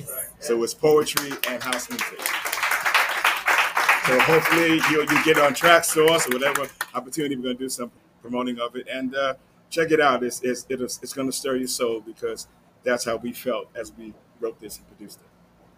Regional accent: New York City, New York, United States; Brooklyn in the house. I'm from Brooklyn.

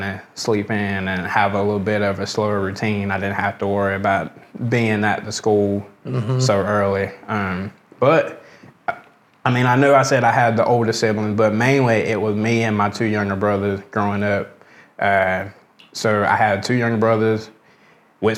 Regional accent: Americus, Georgia, United States; I was born, raised here, been here all my life.

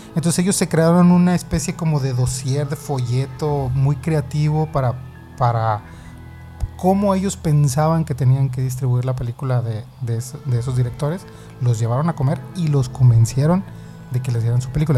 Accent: Sonora, Mexico; Yo soy de aquí de Sonora

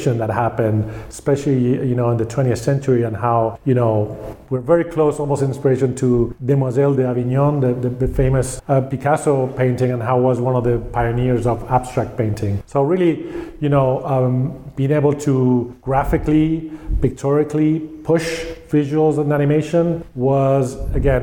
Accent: Spain; I grew up in Spain

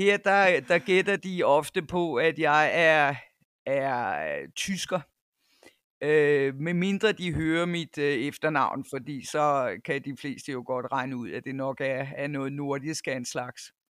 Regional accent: North Jutland, North Denmark Region, Denmark; moved away as an adult; also born or lived in Cyprus / United States / Copenhagen / Nepal; now in KwaZulu-Natal, South Africa; er født i Nordjylland, hvor jeg også øh, tilbragte to teenageår. Men ellers så er det meste af min barndom øh, været i, i Nordjylland

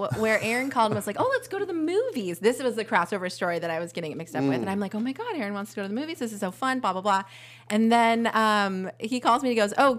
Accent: Pleasanton, California, United States; It's fun because I grew up in Pleasanton

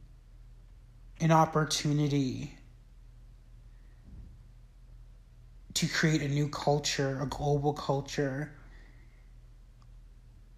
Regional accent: United States; growing up in the United States

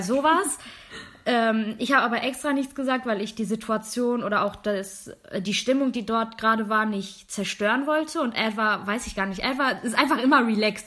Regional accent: Germany; accent: accent-free German; Ja, aus Deutschland.

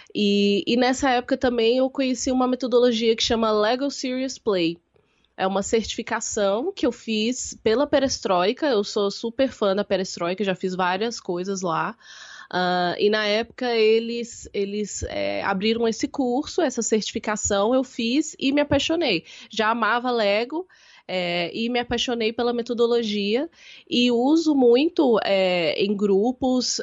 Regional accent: Belo Horizonte, Minas Gerais, Brazil; moved away as an adult; now in São Paulo, Brazil; Eu nasci em Belo Horizonte, então eu sou sua conterrânea. Nós, nós somos da mesma cidade. É, eu, então, eu sou de Belo Horizonte, eu moro em São Paulo tem mais ou menos 10 anos. É, vim para fazer faculdade

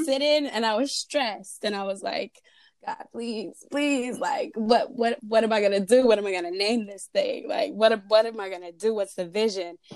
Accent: Fairfield, California, United States; I'm from Fairfield, California, repping the 707

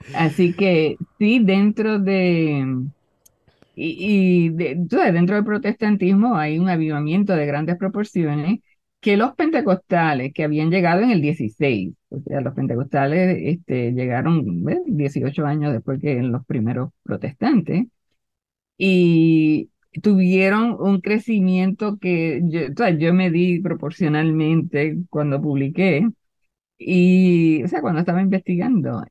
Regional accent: Puerto Rico; en mi pueblo había dos cines

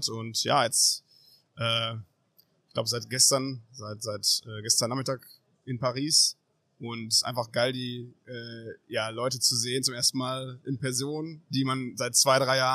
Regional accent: Münster, North Rhine-Westphalia, Germany; Ähm, also ich bin aus Münster

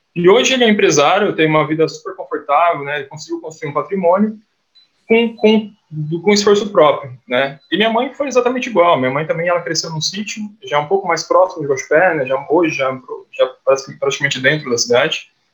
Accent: Guaxupé, Minas Gerais, Brazil; moved away; also born or lived in Ribeirão Preto; eu sou mineiro de nascença, sou de uma cidade bem pequenininha lá no sul de Minas, Guaxupé

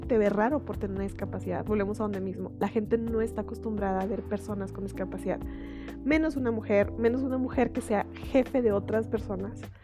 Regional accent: Chihuahua, Mexico; soy de Chihuahua, en México.

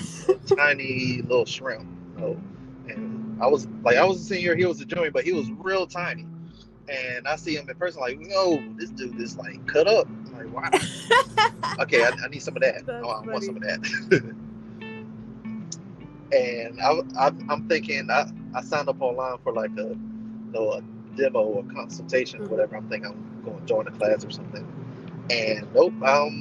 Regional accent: Augusta, United States; I ended up moving back to my hometown in Augusta

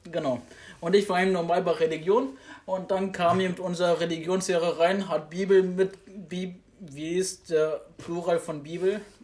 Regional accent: Germany; ich bin in Deutschland geboren, ich bin hier aufgewachsen

